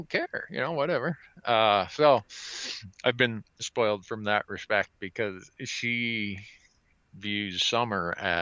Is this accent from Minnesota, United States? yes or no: yes; Big Falls, Minnesota, United States; moved away as an adult; now in Bozeman, United States; growing up in Big Falls, Minnesota, like I was